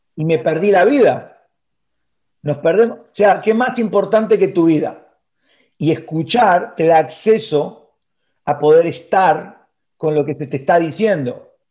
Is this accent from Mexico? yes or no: no; Argentina; moved away as an adult; also born or lived in Miami; now in Florida, United States; yo, viviendo en Argentina